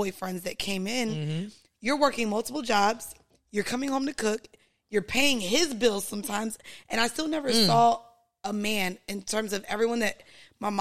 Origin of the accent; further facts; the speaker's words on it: Florida, United States; I grew up driving in Florida